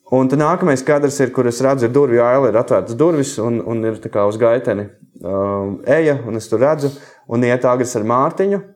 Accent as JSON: {"language": "Latvian", "area": "Jaunkalsnava, near Madona", "region": "Vidzeme", "country": "Latvia", "tie": "born or raised there", "also_born_or_lived": "Riga", "said": "es sākumā Pāvila Jurgānu mūzikas skolā mācījos, un tad mēs ar māmu pārvācāmies uz Jaunkausnu no Rīgas. Um, un, uh, es turpināju mācības Madonas mūzikas skolā no 4. klases"}